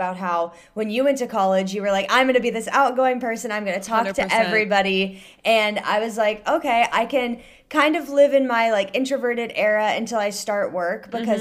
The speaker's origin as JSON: {"language": "English", "region": "Ohio", "country": "United States", "tie": "born or raised there", "moved": "as an adult", "lives_now": "Northern Virginia, United States", "said": "I was born and raised in Ohio, grew up there, went to school there, everything"}